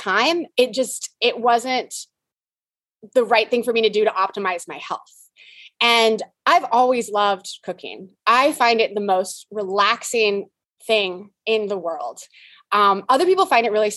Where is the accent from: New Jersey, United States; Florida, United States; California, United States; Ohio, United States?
California, United States; San Diego; moved away as an adult; also born or lived in Abu Dhabi; now in Texas, United States; I am from San Diego.